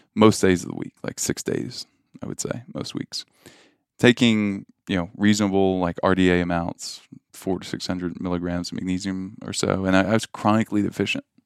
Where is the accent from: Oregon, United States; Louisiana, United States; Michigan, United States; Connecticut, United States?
Louisiana, United States; I grew up in Louisiana